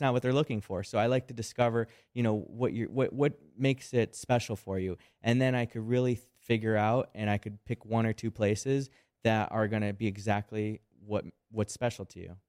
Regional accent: Chicago, Illinois, United States; I'm from Chicago.

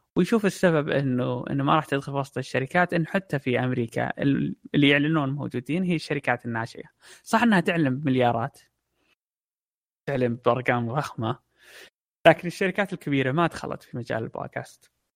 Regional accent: Saudi Arabia; عندنا في السعودية

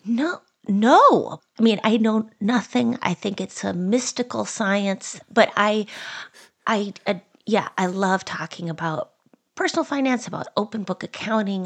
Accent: Minnesota, United States; As a Minnesotan

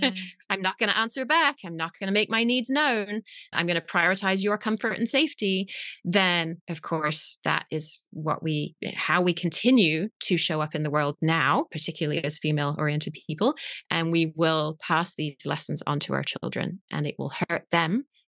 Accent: England, United Kingdom; moved away as an adult; now in Berkeley, United States; This is where I live. Yes. I'm actually English originally. I'm wondering if you can't even hear it anymore.

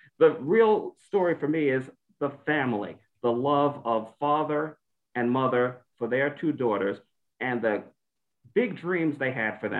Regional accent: New York City, New York, United States; I grew up in Bed-Stuy, Brooklyn, which is not all that different from Compton.

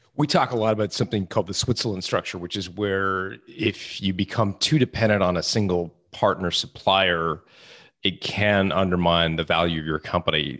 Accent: Canada; I'm from Canada, not Ottawa

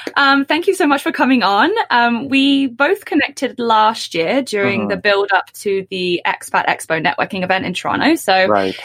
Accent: England, United Kingdom; me being English

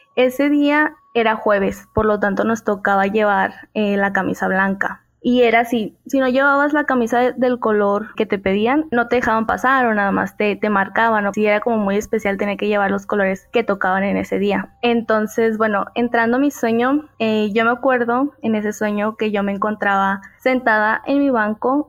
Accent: Mexico; yo soy de México

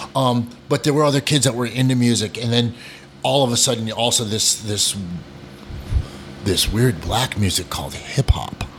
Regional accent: New Hampshire, United States; also born or lived in Vermont; I'm actually a country kid. I grew up in New Hampshire.

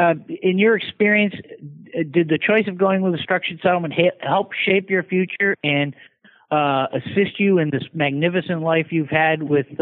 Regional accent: Pawtucket, Rhode Island, United States; now in Bedford, United States; I'm originally from Pawtucket, Rhode Island.

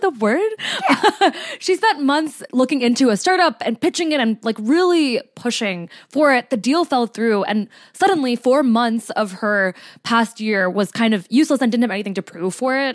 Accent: New Jersey, United States; my home state

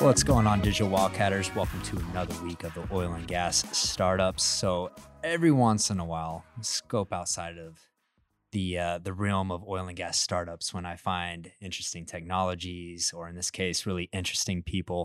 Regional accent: Midland, Texas, United States; now in Katy, United States; I grew up in Midland, Texas

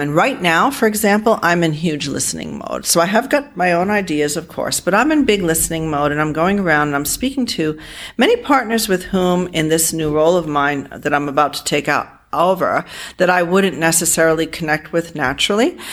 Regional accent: Providence, Rhode Island, United States; moved away as an adult; now in Toronto, Canada; I grew up in Providence, Rhode Island in a immigrant home uh, full of Armenian people

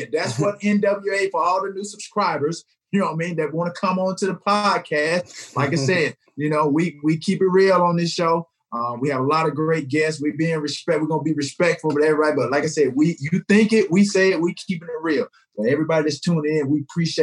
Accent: the South, United States; growing up in the South, being raised by my grandmother

